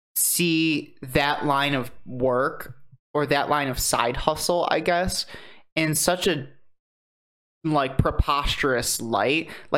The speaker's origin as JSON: {"language": "English", "town": "Muncie", "region": "Indiana", "country": "United States", "said": "I'm from Muncie, Indiana."}